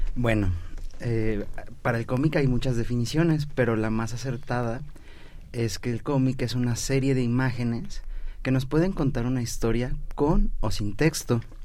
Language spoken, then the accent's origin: Spanish; Mexico; nosotros como mexicanos